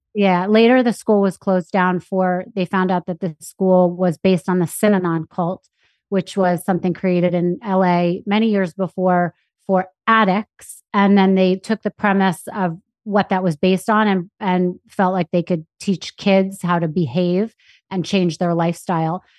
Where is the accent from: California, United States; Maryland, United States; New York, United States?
New York, United States; New York City; born or raised there; also born or lived in Anchorage, Alaska